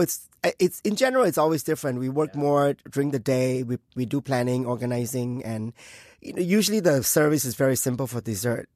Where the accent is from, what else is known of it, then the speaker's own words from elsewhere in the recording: Thailand; moved away; I was born in Thailand uh, in in, uh, in a Chinese family.